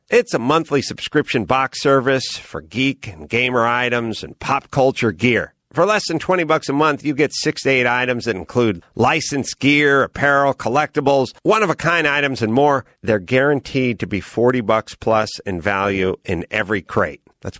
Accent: New York, United States; Listen, I'm from New York. That gives me a license to be an a-hole, and everyone will forgive me because I'm from New York.

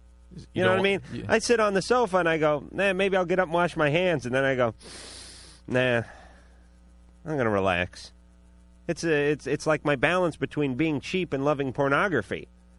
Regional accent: New York, United States; Listen, I'm from New York. That gives me a license to be an a-hole, and everyone will forgive me because I'm from New York.

